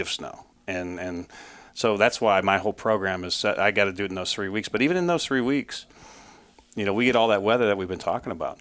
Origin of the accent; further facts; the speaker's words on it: Ohio, United States; moved away as an adult; now in Syracuse, New York, United States; I grew up in Ohio